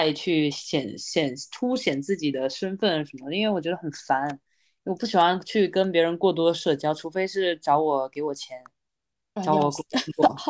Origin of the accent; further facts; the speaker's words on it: Taiwan; 我那个时候差点都要去省队了，后来是因为我是台湾人，然后不这样。对啊，其实是因为是台湾人这件事情让我没办法成为运动员